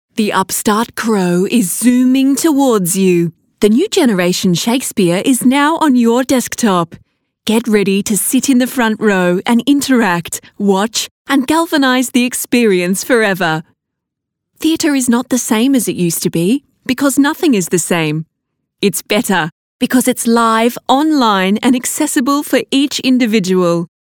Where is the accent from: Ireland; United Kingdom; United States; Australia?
Australia; Melbourne, Victoria; I'm an actor from Melbourne, Australia